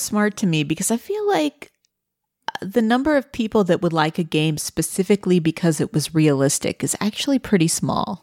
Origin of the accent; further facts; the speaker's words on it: Missouri, United States; growing up in Missouri